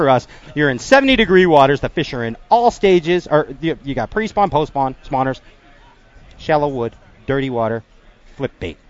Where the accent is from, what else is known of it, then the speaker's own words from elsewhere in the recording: Chicago, Illinois, United States; I'm from Chicago.